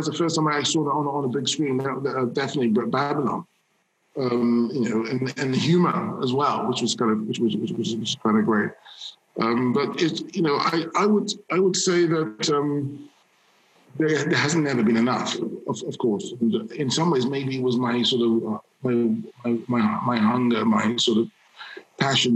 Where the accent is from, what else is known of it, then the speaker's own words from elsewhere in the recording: London, United Kingdom; a black male child growing up in London